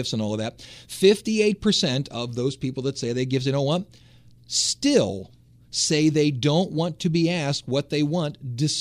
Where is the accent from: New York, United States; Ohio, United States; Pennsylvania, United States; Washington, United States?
Ohio, United States; Cleveland; moved away; I'm from Cleveland.